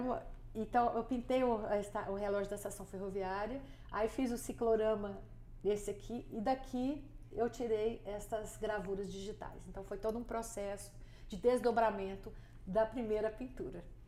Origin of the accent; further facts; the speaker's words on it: Goiânia, Goiás, Brazil; eu nasci em Goiânia e meus avós foram um dos, dos primeiros habitantes de Goiânia